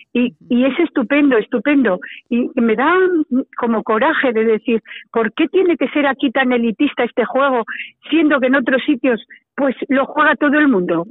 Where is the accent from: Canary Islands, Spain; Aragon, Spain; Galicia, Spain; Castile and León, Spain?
Aragon, Spain; Calatayud; moved away as an adult; also born or lived in Zaragoza; soy bilbilitana, claro, salí de, de, de Calatayud prontísimo a los 19 años